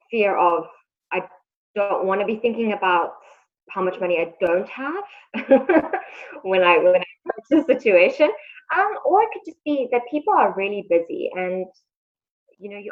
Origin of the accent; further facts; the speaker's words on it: South Africa; moved away as an adult; now in Shanghai, China; I'm actually from South Africa. I moved over here about 8 months ago.